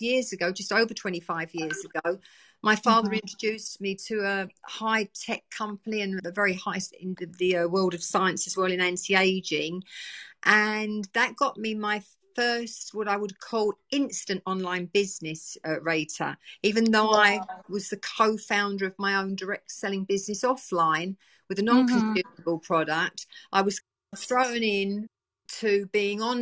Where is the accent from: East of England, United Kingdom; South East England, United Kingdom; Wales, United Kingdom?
East of England, United Kingdom; Essex; also born or lived in East End of London; I was born and bred in the East End of London. I moved out to the countryside, where a lot of people did, living in the East End of London, to Essex, beautiful countryside, when I was a little 3 year old